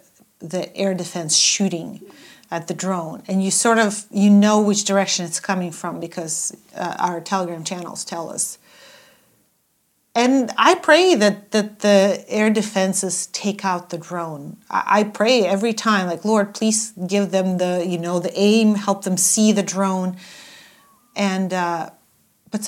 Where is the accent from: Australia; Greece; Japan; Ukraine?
Ukraine; Odesa, Odesa Oblast; I'm from Odessa.